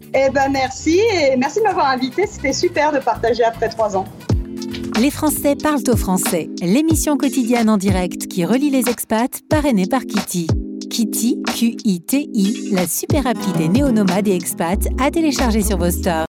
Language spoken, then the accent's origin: French; France; accent: French (strong); now in New York, United States